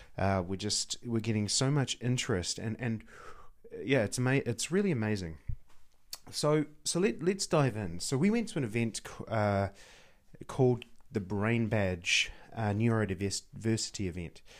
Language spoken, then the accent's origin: English; New Zealand; a Kiwi, t, uh, as an, as New Zealander